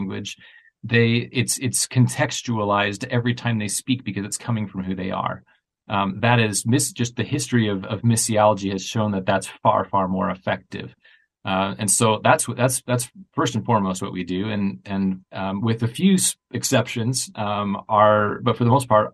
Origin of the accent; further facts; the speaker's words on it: United States; also born or lived in greater Chicago area; I'm an American, I'm living in the greater Chicago area